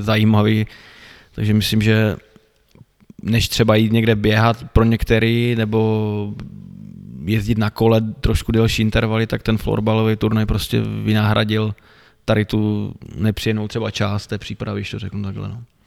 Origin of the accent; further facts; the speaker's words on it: Šumperk, Olomouc Region, Czechia; moved away as an adult; also born or lived in Plzeň / Pardubice; Narodil jsem se tady vlastně, že v mládeží jsem tady prošel